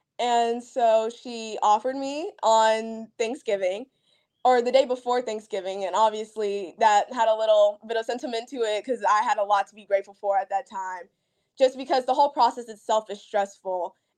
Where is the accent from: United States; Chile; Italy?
United States; Huntsville, Alabama; because I'm from Huntsville, which is really close to Florence. So that's like my hometown. I move a lot for my dad's job and stuff.